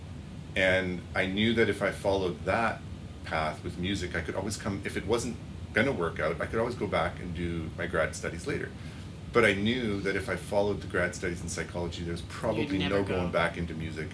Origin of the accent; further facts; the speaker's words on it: Regina, Saskatchewan, Canada; also born or lived in Germany; I grew up in Regina